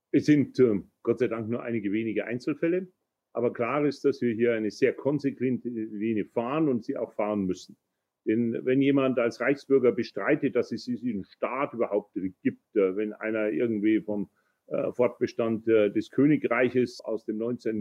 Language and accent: German; Bavaria, Germany; bei uns in Bayern